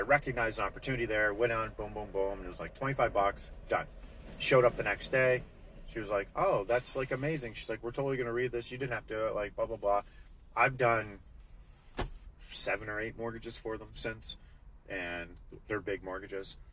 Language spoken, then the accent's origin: English; Alberta, Canada; I'm from Alberta.